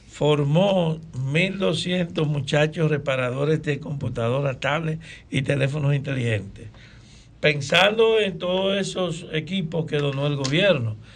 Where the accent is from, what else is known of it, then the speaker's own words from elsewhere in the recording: Salcedo, Hermanas Mirabal, Dominican Republic; tú sabes que yo somos de Salcedo.